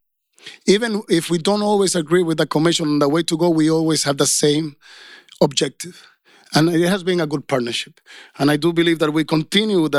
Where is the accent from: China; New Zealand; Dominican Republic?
Dominican Republic; I come from Dominican Republic, and I worked a lot in Haiti.